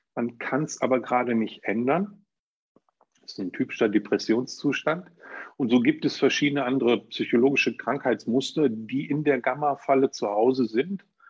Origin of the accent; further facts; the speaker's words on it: Germany; bei uns in Deutschland